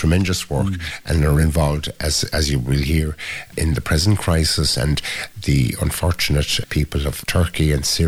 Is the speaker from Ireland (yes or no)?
yes; Ireland